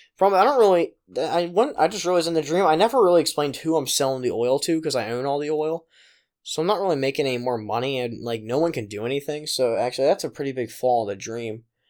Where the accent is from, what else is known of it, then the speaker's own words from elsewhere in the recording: Pennsylvania, United States; my hometown of Pennsylvania